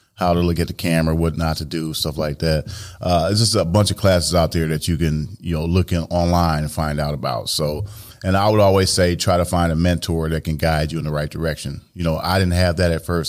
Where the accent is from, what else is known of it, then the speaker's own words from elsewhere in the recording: Joliet, Illinois, United States; born and raised in Joliet, uh, Illinois